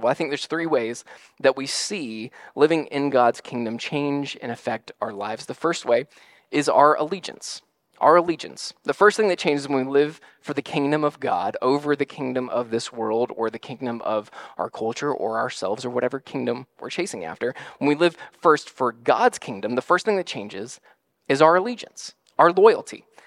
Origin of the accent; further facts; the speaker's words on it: United States; part of being an American citizen